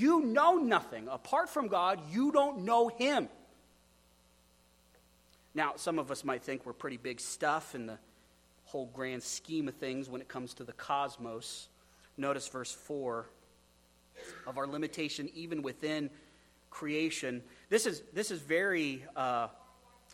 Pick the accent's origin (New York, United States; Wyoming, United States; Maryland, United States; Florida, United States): Wyoming, United States; moved away; I come from Wyoming. That place is super windy